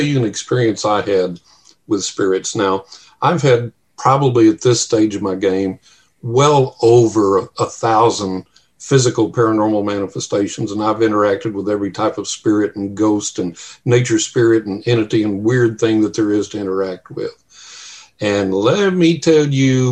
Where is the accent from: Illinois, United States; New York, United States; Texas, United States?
Texas, United States; West; growing up in West Texas